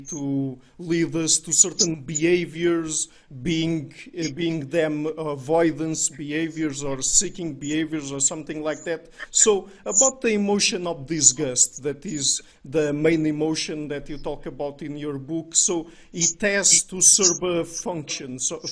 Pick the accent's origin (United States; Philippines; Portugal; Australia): Portugal; we're Portuguese, we're from Southern Europe